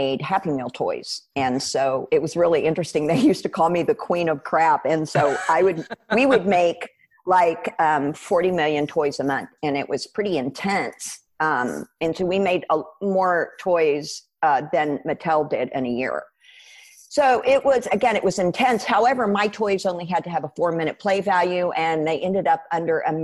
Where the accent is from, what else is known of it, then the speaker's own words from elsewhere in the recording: United States; I'm a Christian because I'm an American